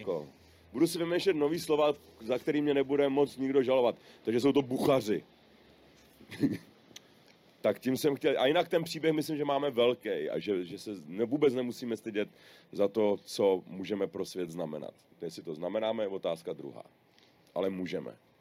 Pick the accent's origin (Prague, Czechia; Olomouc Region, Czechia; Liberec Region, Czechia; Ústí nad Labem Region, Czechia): Prague, Czechia; jsem z České republiky a oni netuší a pak teda řeknu, že jsem z Prahy